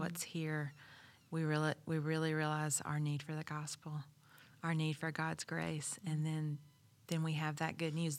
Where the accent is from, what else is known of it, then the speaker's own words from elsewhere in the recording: the South, United States; I grew up in the South